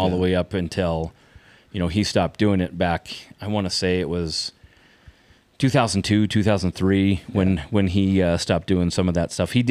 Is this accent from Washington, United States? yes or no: yes; Renton, Washington, United States; born there; I was born in Renton, yeah